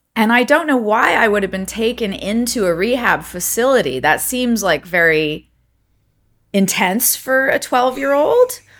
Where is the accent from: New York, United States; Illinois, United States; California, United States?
California, United States; Montecito; also born or lived in Los Angeles, California; I was born in Montecito, California